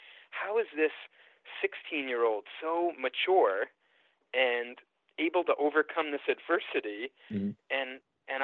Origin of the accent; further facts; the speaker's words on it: Boston, Massachusetts, United States; Growing up in Boston in the 80s